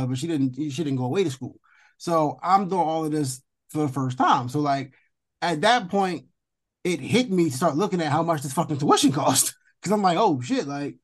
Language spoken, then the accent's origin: English; Philadelphia, Pennsylvania, United States; I'm from Philly